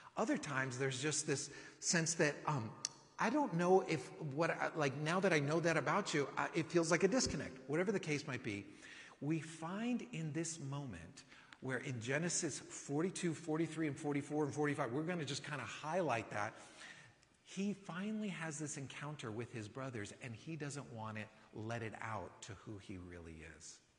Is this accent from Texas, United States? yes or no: no; California, United States; now in Austin, United States; living in Austin that I'm from California